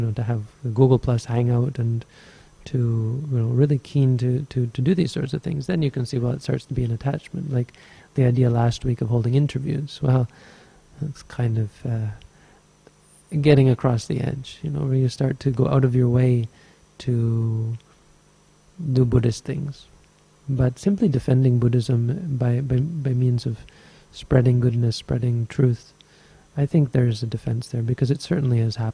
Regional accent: Canada; now in Sri Lanka; I'm Canadian.

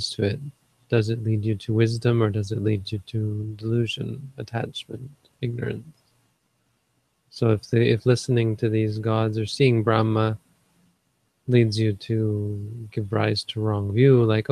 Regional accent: Northern Ontario, Canada; I grew up in Northern Ontario, where everybody's like white like me

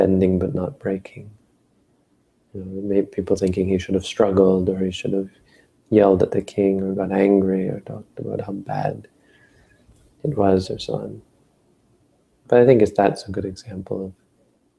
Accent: Northern Ontario, Canada; I grew up in Northern Ontario

